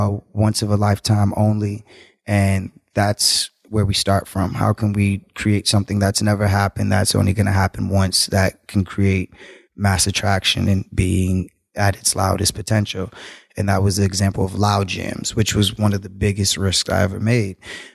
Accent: Jamaica; also born or lived in Cape Verde; So I'm Jamaican, in Cape Verdean, but.

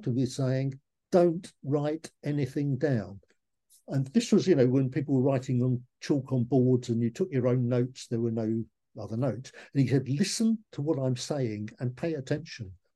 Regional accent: Leigh-on-Sea, East of England, United Kingdom; I was born in Lee-on-Sea, just near Southend-on-Sea in Essex. I went to Lee North Street Primary School and Westcliff High School for boys.

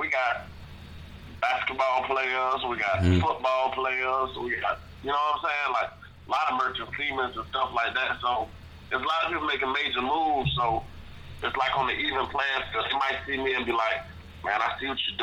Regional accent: Jacksonville, Florida, United States; I rep Duval, man. You know, a lot of people get on here and rep the neighborhood. I'm just trying to do it for my city, man. I'm from Duval County

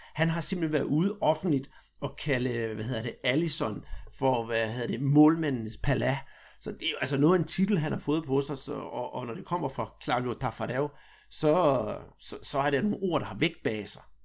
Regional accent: Denmark; vi her hjemme i Danmark

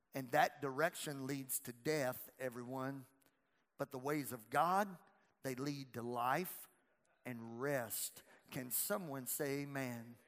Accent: Louisiana, United States; I'm from Louisiana

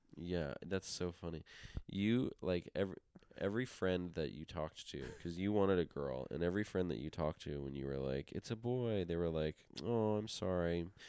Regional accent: New York, United States; we grew up in New York

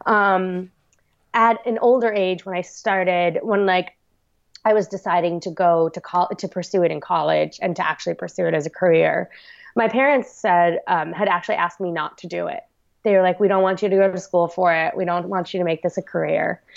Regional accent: Long Island, New York, United States; also born or lived in South Korea; I was brought up on Long Island, New York

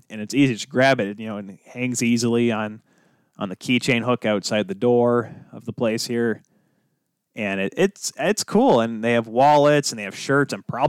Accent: Grand Rapids, Michigan, United States; we're brothers, we're from Grand Rapids.

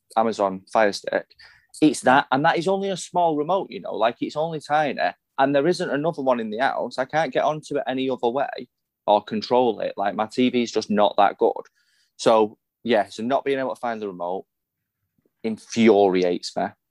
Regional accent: Salford, North West England, United Kingdom; I am a Salfordian. I am from Salford. That is where I grew up. That is where I was born.

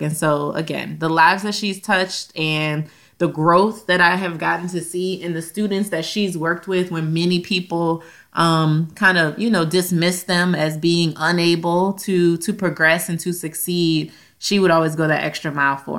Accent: Louisiana, United States; We're from Louisiana

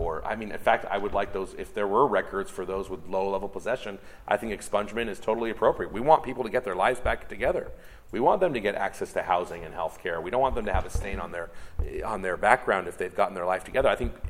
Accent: United States; now in Canada; Canada, where I live most of the time now, even though I'm American, has federal legalization

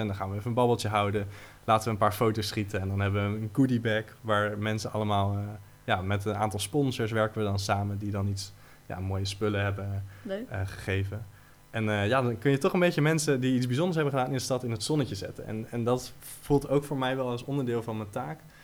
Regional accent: Utrecht, Netherlands; als Utrechters

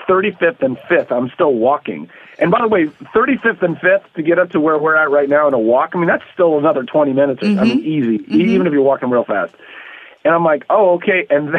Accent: Canada; I'm from Canada.

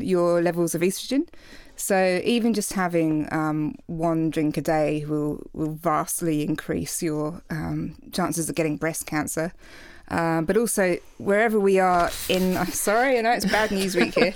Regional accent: England, United Kingdom; now in Australia; I'm English, so, you know, we, it's a culture of slamming back tons of shots

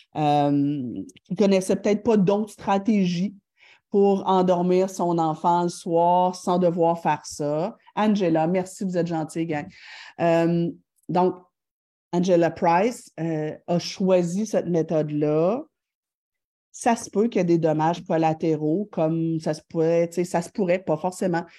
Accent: Thetford Mines, Quebec, Canada; je viens de Tetford Mind

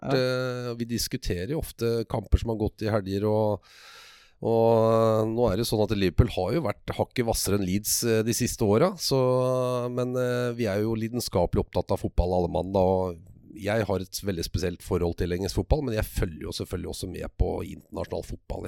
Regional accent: Tønsberg, Vestfold, Norway; jeg er jo født og oppvokst i Tønsberg

